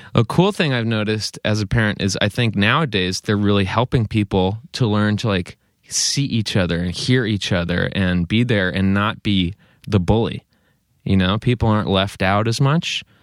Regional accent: East Coast, United States; moved away as an adult; now in Chico, United States; growing up on the East Coast

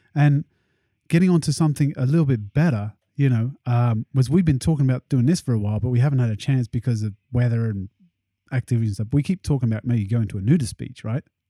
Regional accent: England, United Kingdom; especially at school and growing up in England

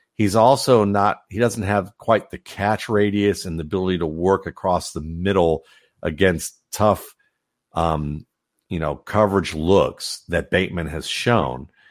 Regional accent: Ohio, United States; moved away; my hometown in Ohio, like, when I first grew up, when I was first growing up in Ohio

